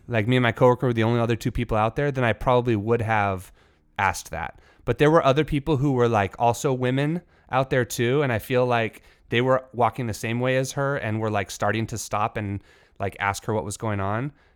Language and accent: English; California, United States; me as a Californian